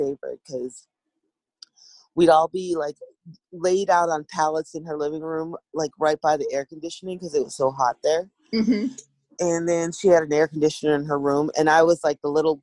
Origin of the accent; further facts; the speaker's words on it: Seattle, Washington, United States; also born or lived in Tulsa, Oklahoma; I grew up in Seattle. My mom moved here with her four kids from Oklahoma